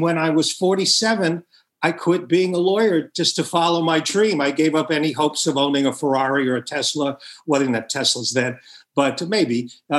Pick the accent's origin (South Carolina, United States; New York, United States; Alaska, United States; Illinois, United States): New York, United States; Long Island; also born or lived in Brooklyn, New York City; I was born in New York City, Brooklyn, and grew up in Long Island